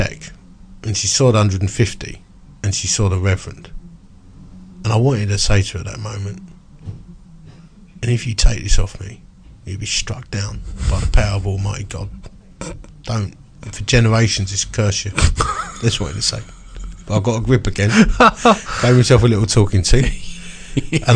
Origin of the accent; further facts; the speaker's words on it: Romford, London, United Kingdom; I'm from Romford